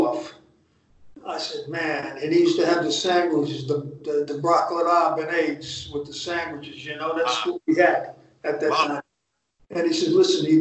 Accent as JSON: {"language": "English", "town": "Hackensack", "region": "New Jersey", "country": "United States", "tie": "born or raised there", "said": "I grew up in Hackensack, New Jersey."}